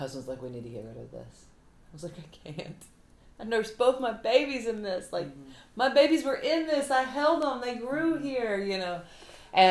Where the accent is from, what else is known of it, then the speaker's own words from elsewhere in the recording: the South, United States; I'm from the South, so I don't talk too good.